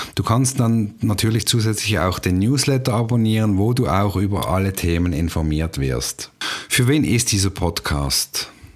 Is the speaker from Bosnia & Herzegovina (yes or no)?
no; Basel, Basel-Stadt, Switzerland; moved away as an adult; now in Canton of Zurich, Switzerland; Ursprünglich komme ich aus Basel und wohne jetzt seit rund 13 Jahren im Kanton Zürich am wunderschönen Zürichsee